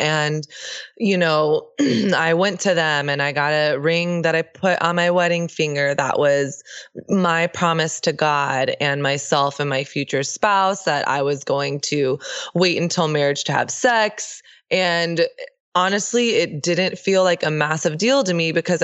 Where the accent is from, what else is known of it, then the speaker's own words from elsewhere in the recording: Texas, United States; I grew up in the South. I grew up in Texas